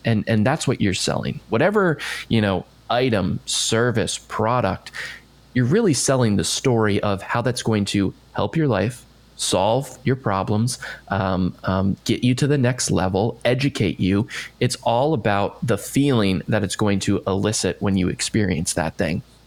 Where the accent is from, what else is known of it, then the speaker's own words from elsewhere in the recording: Bethesda, Maryland, United States; moved away; I'm from just outside D.C. in oh, okay. Bethesda, Maryland